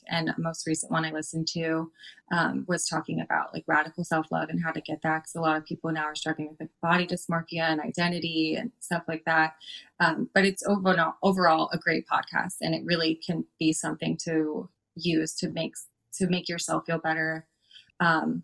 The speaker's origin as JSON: {"language": "English", "region": "Florida", "country": "United States", "said": "I'm from Florida"}